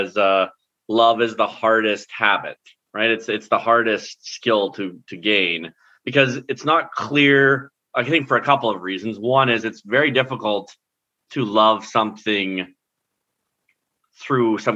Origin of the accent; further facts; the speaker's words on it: Lacombe, Alberta, Canada; I was born in Lacombe, but that the Central Alberta is a special place in my heart